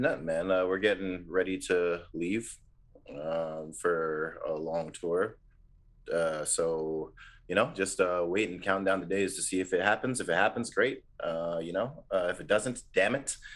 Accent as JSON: {"language": "English", "region": "Ontario", "country": "Canada", "said": "we're from Ontario"}